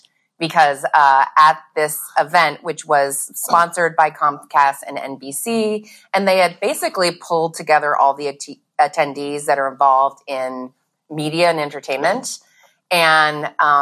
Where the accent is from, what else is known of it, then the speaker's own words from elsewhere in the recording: Midwest, United States; mentioned I was from the Midwest.